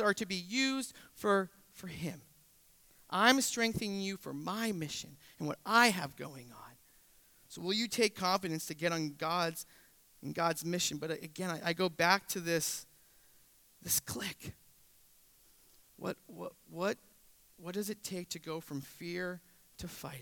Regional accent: New England, United States; moved away; I say wicked because I'm from New England

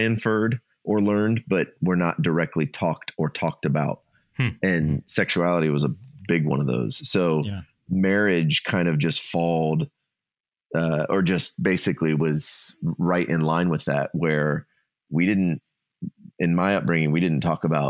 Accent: Ohio, United States; moved away; Ohio. I was raised in Ohio

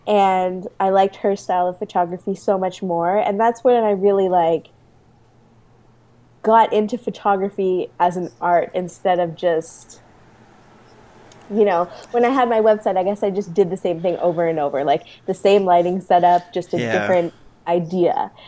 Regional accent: Canada; I am Canadian.

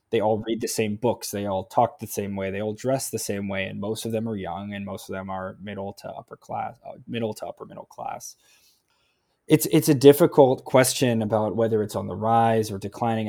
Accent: United States; as an American

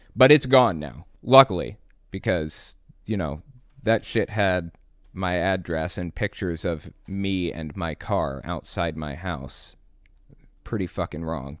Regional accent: West Virginia, United States; also born or lived in Connecticut / Atlanta, Georgia / North Carolina / Tampa, Florida; Then we moved to West Virginia. And I've lived in this town basically since I was eight years old

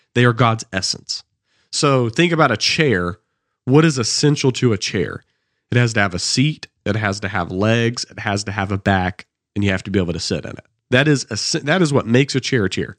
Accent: Anderson, South Carolina, United States; I'm from Anderson, South Carolina

